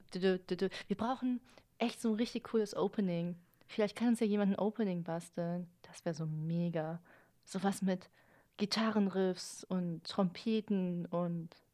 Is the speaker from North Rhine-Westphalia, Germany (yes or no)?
yes; Cologne, North Rhine-Westphalia, Germany; weil ich aus Köln komme